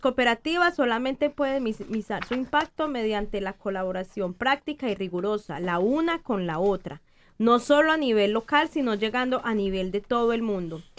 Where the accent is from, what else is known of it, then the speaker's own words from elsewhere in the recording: Colombia; yo soy colombiana